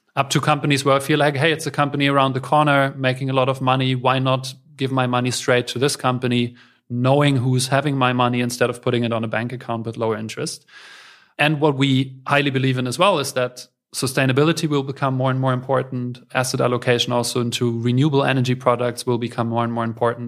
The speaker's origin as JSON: {"language": "English", "region": "Berlin", "country": "Germany", "tie": "born or raised there", "said": "I'm, uh, born and raised in Berlin"}